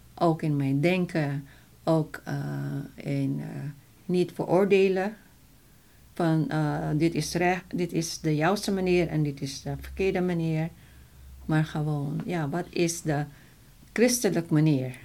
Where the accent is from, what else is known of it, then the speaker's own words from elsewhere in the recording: Philippines; Dutch is a second language; now in Netherlands; ik Filipijns ben